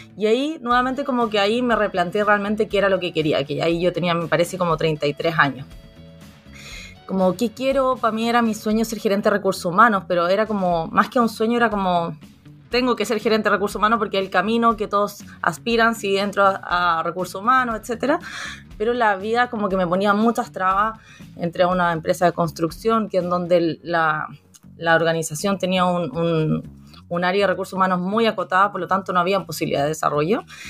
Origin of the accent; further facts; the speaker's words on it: Chile; also born or lived in Viña del Mar; soy de Chile, vivo en Viña del Mar